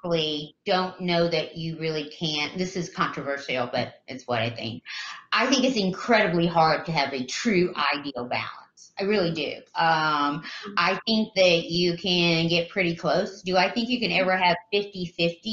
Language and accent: English; the South, United States; I grew up in the South, and the South is quite different